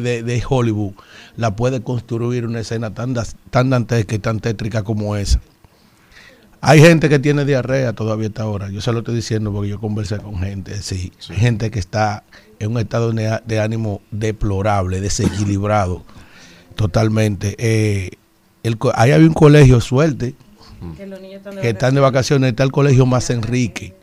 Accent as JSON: {"language": "Spanish", "region": "San Cristóbal", "country": "Dominican Republic", "tie": "born or raised there", "also_born_or_lived": "Yaguate", "said": "A pesar de que soy de Yaguate yo me crié en San Cristóbal, estudiando"}